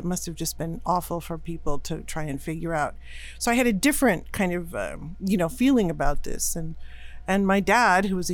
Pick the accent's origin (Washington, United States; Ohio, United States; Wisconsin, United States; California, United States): California, United States; Woodside; also born or lived in Chicago, Illinois; we moved here from Chicago when I was 5 years old. We lived in Woodside. I grew up there, went to Woodside High